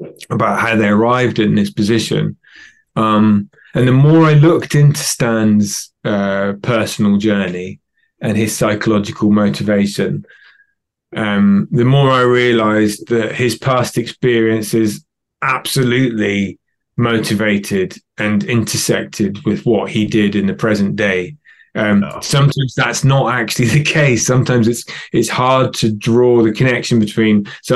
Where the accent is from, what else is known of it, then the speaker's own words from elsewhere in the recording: United Kingdom; also born or lived in London; I'm British and I live in London.